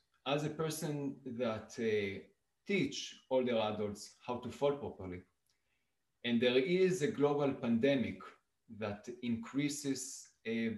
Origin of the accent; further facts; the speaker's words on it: Israel; moved away as an adult; also born or lived in Italy; now in Saskatoon, Canada; I was born in Israel about 43 years ago.